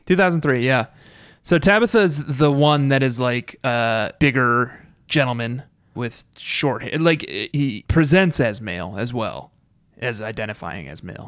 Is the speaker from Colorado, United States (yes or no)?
yes; Colorado, United States; I'm from, uh, Colorado